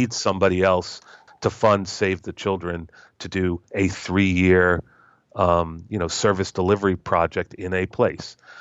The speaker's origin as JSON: {"language": "English", "country": "United States", "said": "as an American"}